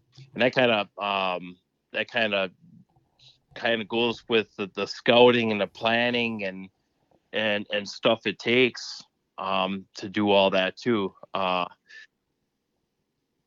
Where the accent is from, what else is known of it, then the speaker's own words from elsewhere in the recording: East Central Wisconsin, United States; I'm from East Central Wisconsin